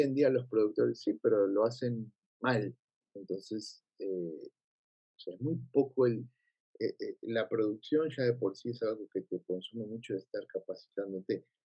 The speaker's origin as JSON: {"language": "Spanish", "region": "Buenos Aires", "country": "Argentina", "tie": "born or raised there", "moved": "yes", "said": "mi humor está argentinizado, como yo soy de Argentina"}